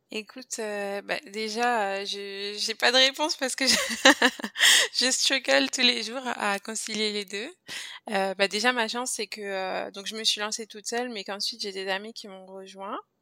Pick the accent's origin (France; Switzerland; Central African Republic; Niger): France; moved away as an adult; also born or lived in Guadeloupe (parents' origin); now in Montreal, Canada; je viens de la France, ça, ça doit s'entendre.